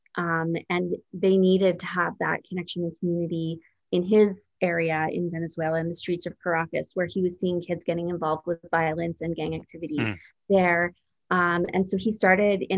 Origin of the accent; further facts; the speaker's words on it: Creston, British Columbia, Canada; now in Toronto, Canada; I was born in Creston, BC. And my parents for years were apple orchard and cherry orchard farmers. There we had a family business growing fruit, and that's where I grew up.